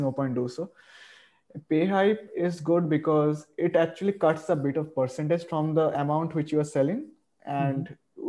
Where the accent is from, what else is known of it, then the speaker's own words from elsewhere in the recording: India; I am from India